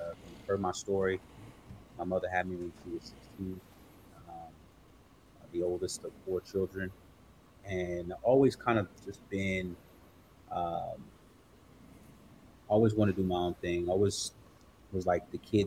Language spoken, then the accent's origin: English; Delaware, United States; Born in Delaware